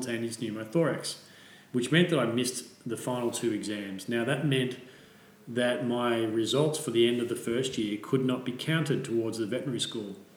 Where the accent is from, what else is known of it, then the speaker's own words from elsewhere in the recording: Melbourne, Victoria, Australia; moved away as an adult; also born or lived in Germany / England; I grew up in Melbourne and moved away from Melbourne after I graduated straight away